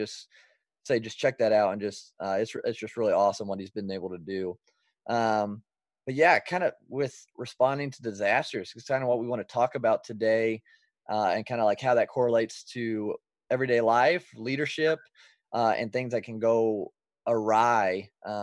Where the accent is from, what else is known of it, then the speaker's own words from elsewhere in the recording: Indiana, United States; I'm from Indiana as well